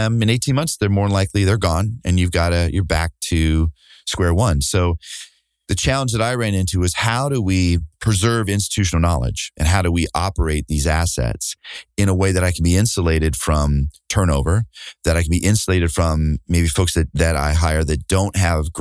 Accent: Burlington, Iowa, United States; Burlington is look, at 20,000 people at the time, maybe it was 23,000. I grew up there.

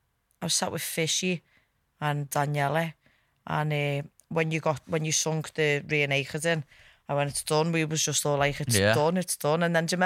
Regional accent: Norris Green, North West England, United Kingdom; Well, all of our families from Norris Green, to be fair, in Kirby

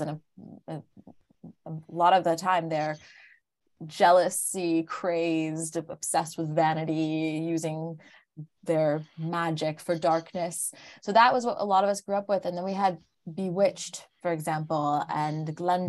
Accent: Larchmont, New York, United States; moved away as an adult; now in Paris, France; I grew up in Larchmont, which was just outside of, uh, New York City

